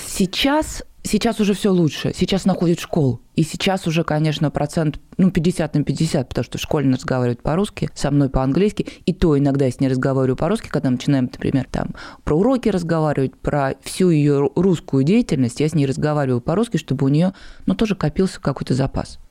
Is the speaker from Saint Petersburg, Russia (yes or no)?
no; Nizhny Novgorod, Nizhny Novgorod Oblast, Russia; also born or lived in Germany; я из Нижнего Новгорода